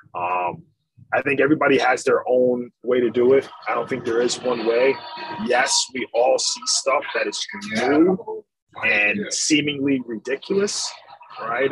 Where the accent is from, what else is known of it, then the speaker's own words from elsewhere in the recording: Ann Arbor, Michigan, United States; I was born in Ann Arbor, Michigan, so I'm a big Michigan fan